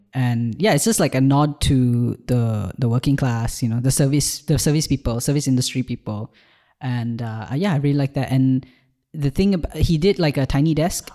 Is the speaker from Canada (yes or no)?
no; Malaysia; born or raised there; moved away as an adult; now in Ireland